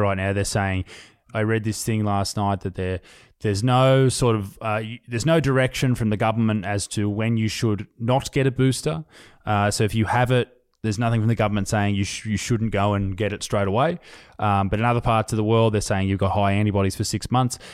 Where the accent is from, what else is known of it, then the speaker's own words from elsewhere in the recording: Australia; We are we are Australian